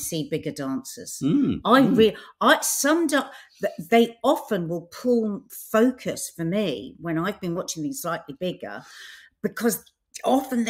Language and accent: English; United Kingdom; We're being so British